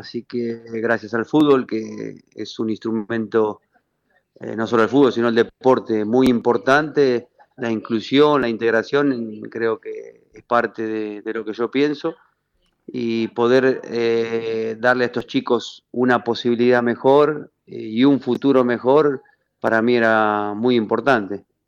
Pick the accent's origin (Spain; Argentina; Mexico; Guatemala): Argentina; Avellaneda, Buenos Aires Province; moved away as an adult; also born or lived in Italy; crecí eh, en el doque con, la cumbia vieja